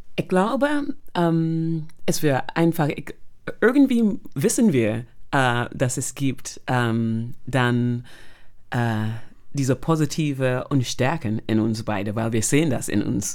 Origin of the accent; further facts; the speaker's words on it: Barbados; German is a second language; moved away as an adult; now in Germany; bin aufgewachsen auf Barbados